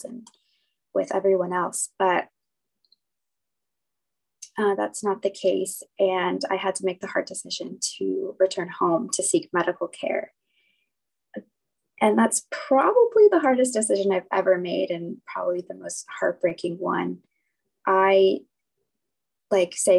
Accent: San Diego, California, United States; I'm 27 and I'm from San Diego

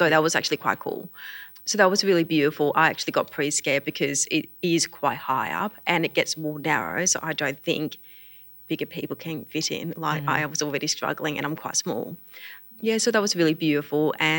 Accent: Queensland, Australia; I am a Queenslander.

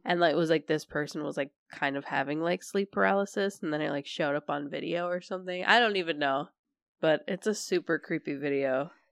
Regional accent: Minneapolis, Minnesota, United States; I come from Minneapolis

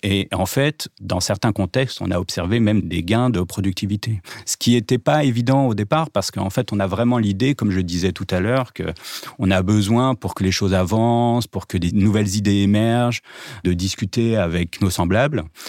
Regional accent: Nanterre, Île-de-France, France; j'ai grandi à Nanterre-Préfecture

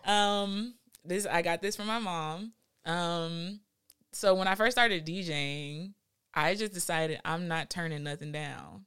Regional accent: Los Angeles, California, United States; I'm from West L A. Um, 'cause I went to high school and middle school in West L

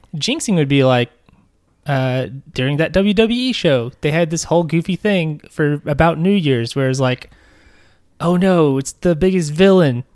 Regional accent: Arkansas, United States; We're from Arkansas.

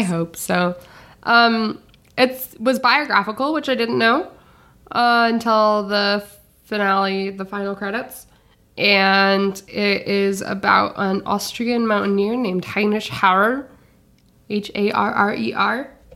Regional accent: Minnesota, United States; I'm from the Midwest, but I'm from Minnesota, which is like a weird eh, north, mid, mid northwest

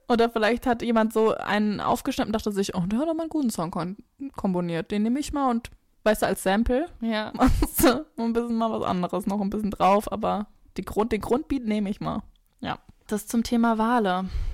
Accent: near Frankfurt, Hesse, Germany; wo ich groß geworden bin, ist in der Nähe von Frankfurt, aber schon eher ländlich gelegen oder dörflich

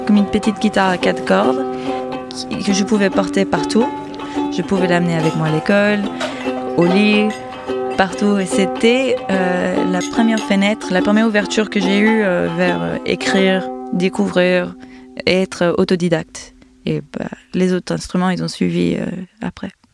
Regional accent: Miami, Florida, United States; French is a second language; also born or lived in Panama; Je suis née au Panama, c'est en Amérique centrale, entre la Colombie et Costa Rica. Et j'ai très vite euh, bougé, enfant, à Miami

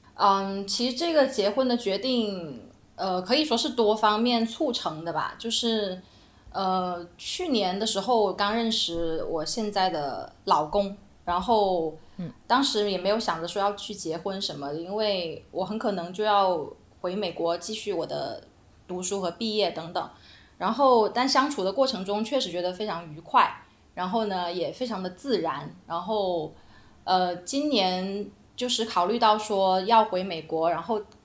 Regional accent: Guangdong, China; moved away; also born or lived in Beijing; 我是广东人

